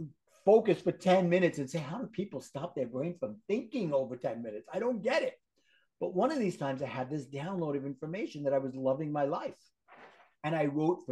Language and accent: English; New York City, New York, United States; accent: Brooklyn; my Brooklyn accent